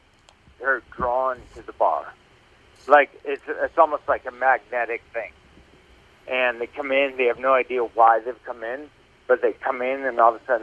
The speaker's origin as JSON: {"language": "English", "town": "Plymouth", "region": "Massachusetts", "country": "United States", "tie": "born or raised there", "said": "Yeah, and, you know, I grew up in Massachusetts, man. I grew up in Plymouth, Massachusetts. And I went to college in Maine"}